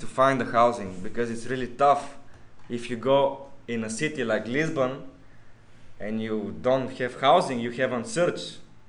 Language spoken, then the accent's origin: English; Bulgaria; we come from the same university, we're from Bulgaria